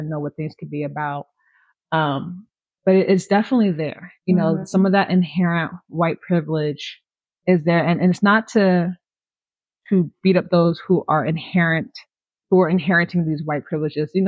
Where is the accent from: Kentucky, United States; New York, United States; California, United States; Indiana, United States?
California, United States; growing up in California